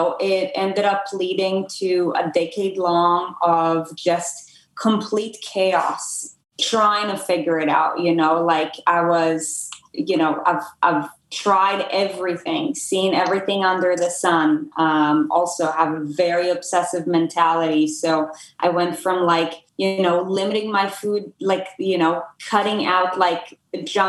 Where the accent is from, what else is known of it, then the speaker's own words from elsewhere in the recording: Israel; moved away as an adult; now in United States; I'm from Israel originally. I came to the US to play tennis in college.